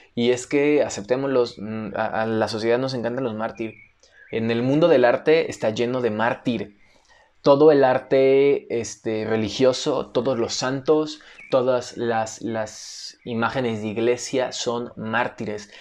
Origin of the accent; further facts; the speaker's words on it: Mexico; todo el mundo nos conoce como mexicanos